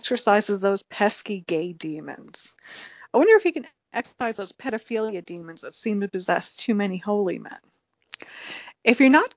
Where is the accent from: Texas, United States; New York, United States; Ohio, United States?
New York, United States; accent: New York; my New York accent that I slip into at certain words